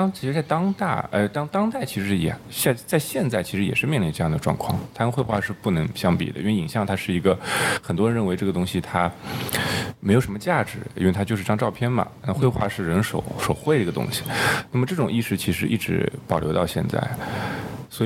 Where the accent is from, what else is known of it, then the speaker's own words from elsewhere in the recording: Shanghai, China; 因为我是上海人嘛，所以说我不存在这个问题。就我毕业了之后，或者说，呃，一旦学校里面没有什么事儿了，我就回回上海了嘛。